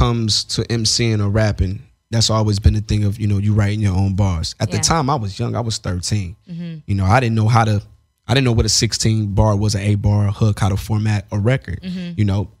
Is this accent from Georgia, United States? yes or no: yes; Atlanta, Georgia, United States; And then we're from Atlanta.